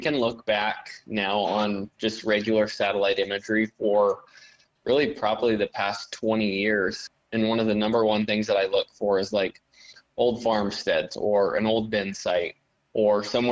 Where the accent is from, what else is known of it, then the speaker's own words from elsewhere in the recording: Axtell, Nebraska, United States; I'm from Axtell, Nebraska, and I run a business called Acre Insights LLC here in South Central Nebraska